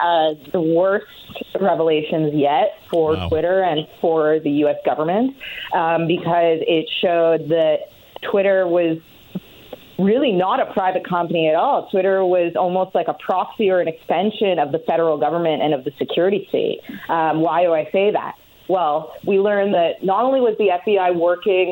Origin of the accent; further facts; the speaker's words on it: Canada; I'm Canadian